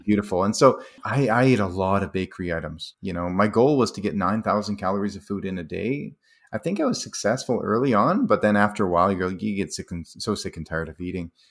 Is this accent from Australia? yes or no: no; Calgary, Alberta, Canada; Calgary, my hometown